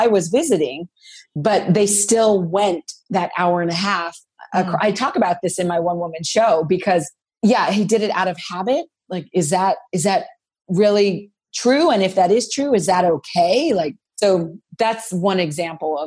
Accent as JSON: {"language": "English", "town": "Los Angeles", "region": "California", "country": "United States", "tie": "born or raised there", "said": "I'm from Los Angeles, grew up in LA."}